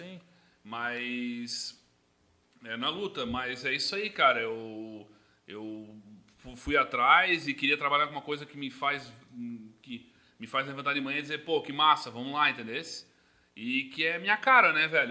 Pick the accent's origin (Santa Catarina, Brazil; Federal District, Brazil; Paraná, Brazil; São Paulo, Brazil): Santa Catarina, Brazil; Blumenau; Eu sou natural de Blumenau, aqui da, da nossa cidade mesmo